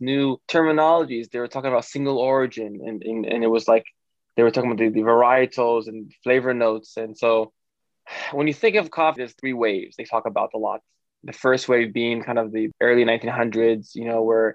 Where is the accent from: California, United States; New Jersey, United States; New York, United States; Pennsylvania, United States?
New York, United States; New York City; I grew up in Brooklyn where my dad had a bodega